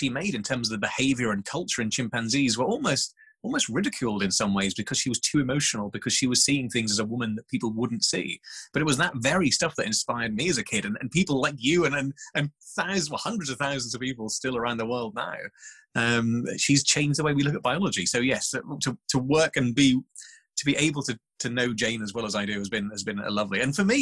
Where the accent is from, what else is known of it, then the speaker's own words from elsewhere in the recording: Norfolk, East of England, United Kingdom; I grew up in Norfolk, right by the sea